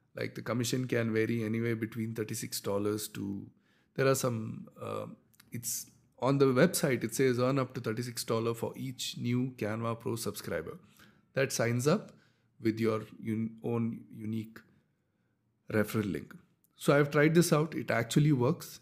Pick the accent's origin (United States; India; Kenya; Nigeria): India; I'm from India